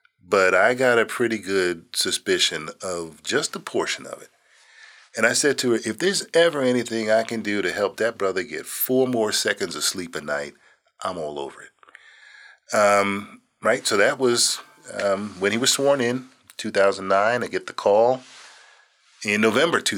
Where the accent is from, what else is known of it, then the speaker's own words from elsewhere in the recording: Phoenix, Arizona, United States; moved away; I was from Phoenix